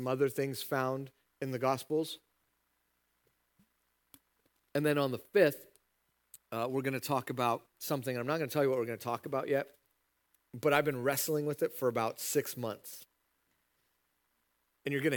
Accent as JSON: {"language": "English", "country": "United States", "said": "as an American"}